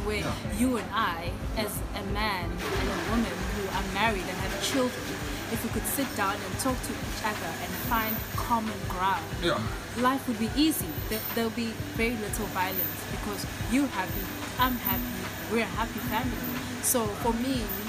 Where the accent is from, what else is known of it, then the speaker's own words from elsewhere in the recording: Inanda, KwaZulu-Natal, South Africa; I'm from Inanda, there are a lot of shacks around